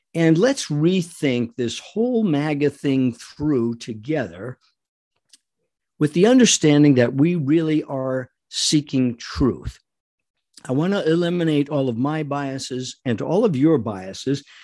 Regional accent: Rhode Island, United States; I was born and raised in Rhode Island, not far from New York

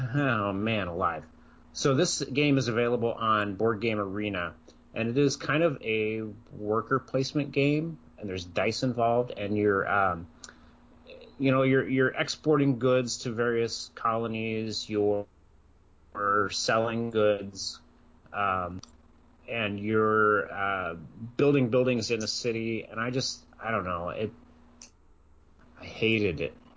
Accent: Iowa, United States; I grew up in Iowa.

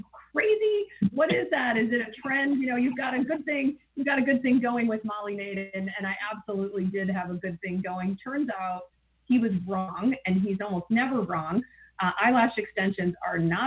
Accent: Ann Arbor, Michigan, United States; I grew up in Ann Arbor

